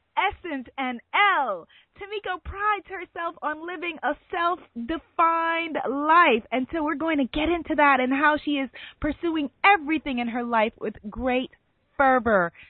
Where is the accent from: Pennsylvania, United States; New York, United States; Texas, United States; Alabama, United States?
New York, United States; New York City; also born or lived in Brooklyn / Harlem; I'm a New Yorker, native New Yorker, born and raised